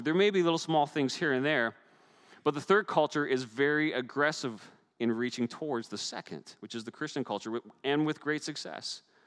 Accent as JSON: {"language": "English", "region": "Newfoundland and Labrador", "country": "Canada", "tie": "born or raised there", "moved": "yes", "said": "growing up in the North Atlantic, storms were regular, they were a normal part of our lives. And if you watched on the news, you've even seen my home pro- uh, province of Newfoundland"}